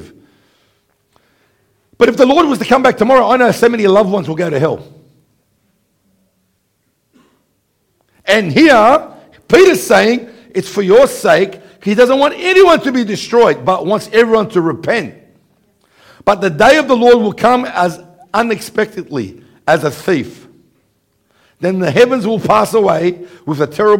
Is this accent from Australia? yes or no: yes; Australia; from Australia.